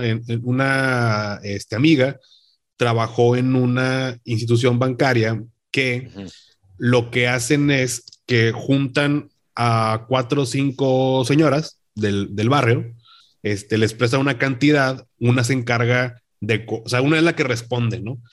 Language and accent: Spanish; Monterrey, Nuevo León, Mexico; acá en, Monterrey, que aquí, bueno, acá en Nuevo León, porque siempre decimos que somos de Monterrey, aunque vivas en otro municipio